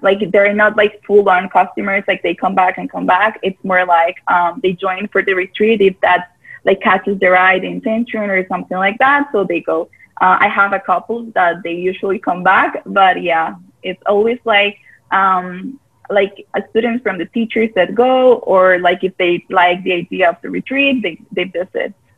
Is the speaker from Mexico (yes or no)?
no; Costa Rica; I am born and raised in Costa Rica